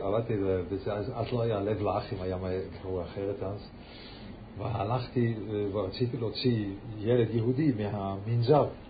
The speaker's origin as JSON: {"language": "Hebrew", "region": "Lucerne", "country": "Switzerland", "tie": "born or raised there", "moved": "yes"}